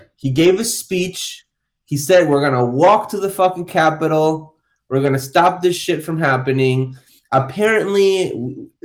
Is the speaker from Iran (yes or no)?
no; Argentina; now in United States; my home country